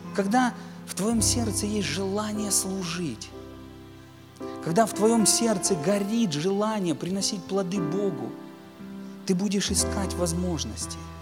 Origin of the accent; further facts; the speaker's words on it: Donetsk land, Donetsk Oblast, Ukraine; я сам из Донецкой земли, у нас там шахтеров много